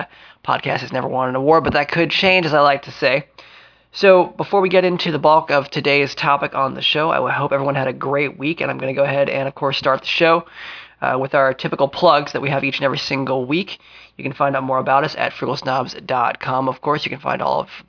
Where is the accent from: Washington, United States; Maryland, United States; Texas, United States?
Maryland, United States; Frederick; Frederick, Maryland, my hometown